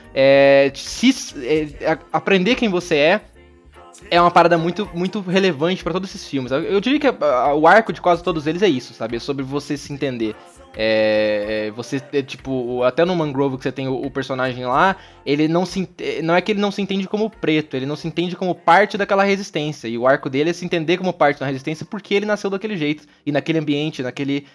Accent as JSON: {"language": "Portuguese", "region": "interior of Paraná", "country": "Brazil", "tie": "born or raised there", "moved": "yes", "said": "Eu nasci no Paraná, no interior do Paraná"}